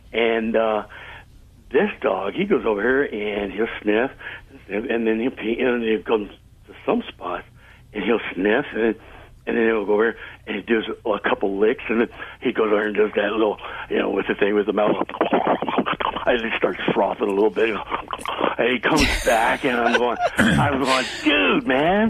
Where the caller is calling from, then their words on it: Cypress, California, United States; I'm calling from Cypress, California.